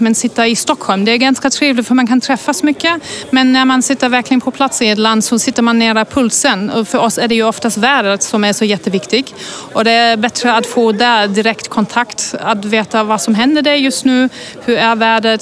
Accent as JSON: {"language": "Swedish", "country": "Germany", "moved": "yes", "lives_now": "Sweden", "said": "Jag kommer egentligen från Tyskland"}